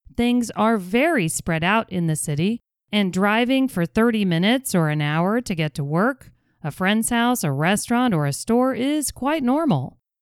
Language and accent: English; Houston, Texas, United States; I was born and raised in Houston, and I think it's a great place to live.